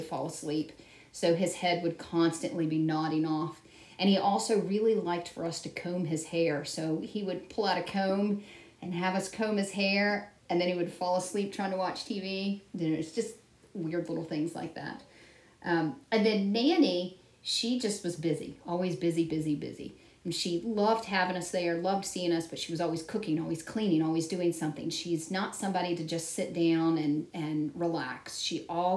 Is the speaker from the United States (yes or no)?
yes; Stanton, United States; where I grew up in Stanton